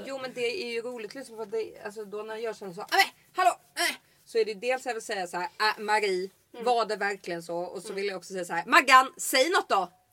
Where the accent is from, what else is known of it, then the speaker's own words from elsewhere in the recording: Halland County, Sweden; Från, där jag kommer från, Halland.